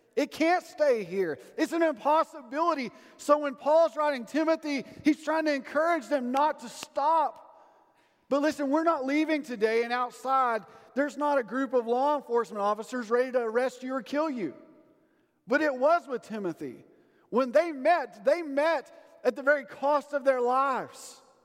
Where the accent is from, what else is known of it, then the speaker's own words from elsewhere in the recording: Sundown, Texas, United States; moved away; all my old classmates that still live in my hometown of Sundown.